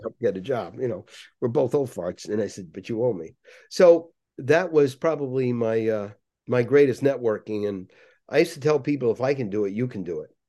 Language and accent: English; Waterbury, Connecticut, United States; also born or lived in Cranston, Rhode Island / Boston; I grew up in Waterbury, Connecticut